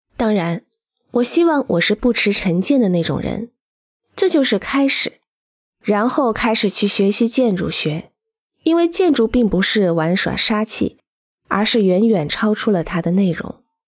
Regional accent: Genoa, Liguria, Italy; also born or lived in Pegli; 我出生在热那亚城郊小镇配里，并成长于热亚纳

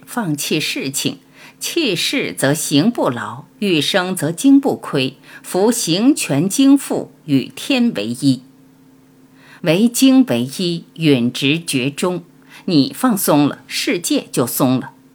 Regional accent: Panzhihua, Sichuan, China; moved away; 尤其童年在小城市里生活过的人，就像我，八线城市，攀枝花来的

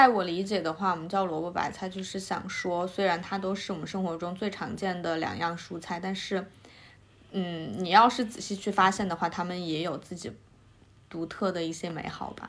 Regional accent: Sichuan, China; now in Beijing, China; 我是南方人，四川人。

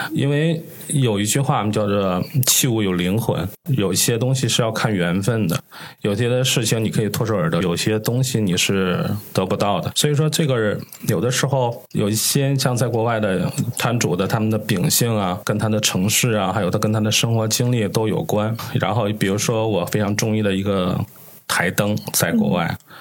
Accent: Tianjin, China; 我们天津人是吃过见过的

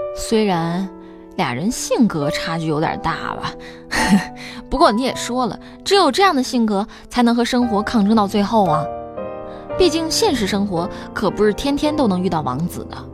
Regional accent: Chenzhou, Hunan, China; 我老家在湖南郴州

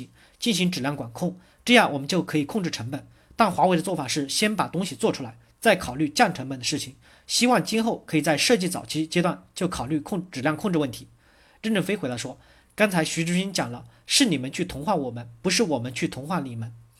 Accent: China; 但我们中国人说假话的很多，所以我们在改变自己，使我们具有真实性、开放性、可批评性。

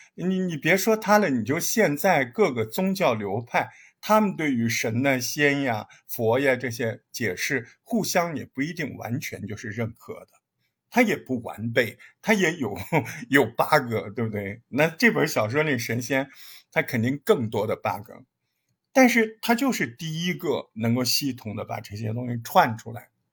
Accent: China; 咱们也是中国人

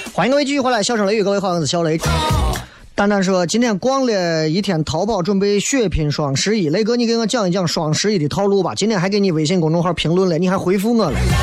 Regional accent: China; 作为一个中国人

